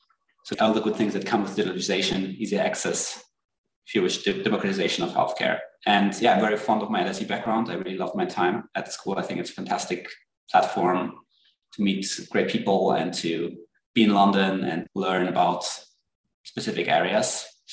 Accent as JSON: {"language": "English", "country": "Germany", "also_born_or_lived": "France / United Kingdom", "said": "So I'm originally from Germany. I grew up in Bern, half Swedish, half German actually, and spent most of my youth in Europe, in Germany, France, and the UK."}